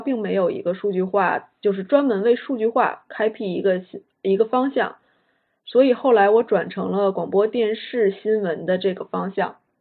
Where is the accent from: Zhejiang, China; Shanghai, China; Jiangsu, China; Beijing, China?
Beijing, China; moved away as an adult; also born or lived in United States; 我是北京人，所以我在北京接受的就是小学、初中、高中的教育